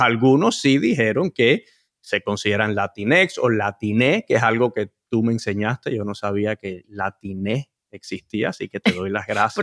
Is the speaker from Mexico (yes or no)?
no; United States; yo nací en este país